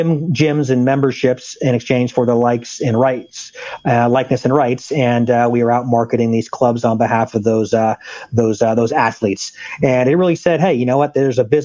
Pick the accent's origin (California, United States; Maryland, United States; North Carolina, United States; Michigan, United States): California, United States; Solana Beach; San Diego is my hometown. I grew up in a spot called Solana Beach, which is right around Del Mar, La Jolla